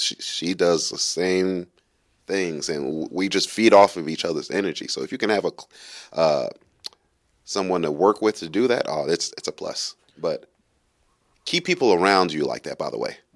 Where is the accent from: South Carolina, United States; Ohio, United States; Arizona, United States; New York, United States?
New York, United States; New York City; moved away; also born or lived in Kentucky; I grew up in Brooklyn, New York. It's pretty rough. Um, I also grew up in some other places in Kentucky